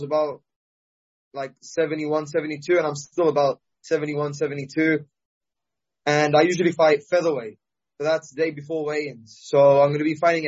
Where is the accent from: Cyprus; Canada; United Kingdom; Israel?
Cyprus; I'm still from Cyprus.